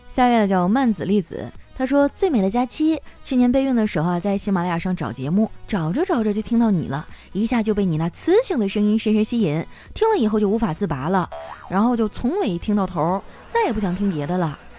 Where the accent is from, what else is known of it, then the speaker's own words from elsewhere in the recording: Northeast China, China; moved away; 虽然东北的天儿冷，但是我们东北人很热情啊，街坊四邻的关系都特别好